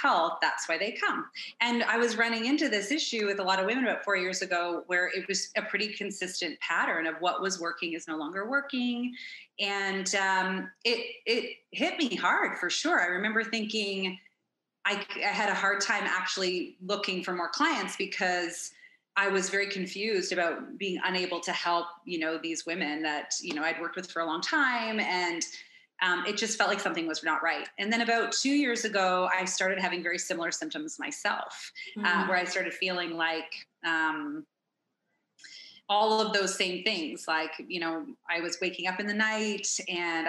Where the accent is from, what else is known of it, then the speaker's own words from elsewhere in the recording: Toronto, Ontario, Canada; moved away as an adult; now in Phoenix, United States; I'm originally from Toronto, Ontario